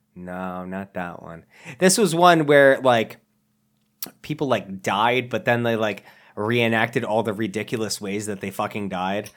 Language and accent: English; Massachusetts, United States; I live in Massachusetts, but I live on the other side of Massachusetts. We're like, whenever somebody hears I'm from Massachusetts